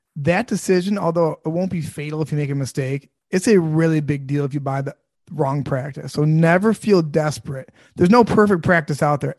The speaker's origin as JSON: {"language": "English", "town": "Sterling Heights", "region": "Michigan", "country": "United States", "tie": "born or raised there", "said": "I grew up in Sterling Heights, Michigan"}